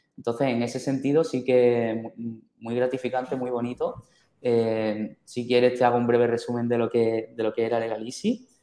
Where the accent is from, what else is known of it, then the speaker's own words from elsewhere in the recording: Seville, Andalusia, Spain; Algo muy, muy típico de mi tierra, yo soy de Sevilla